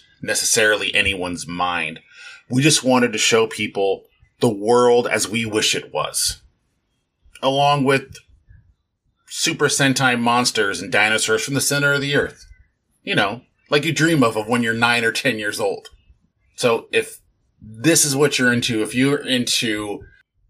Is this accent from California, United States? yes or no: yes; Long Beach, California, United States; I am from Southern California, the Long Beach area. I've lived here pretty much my entire life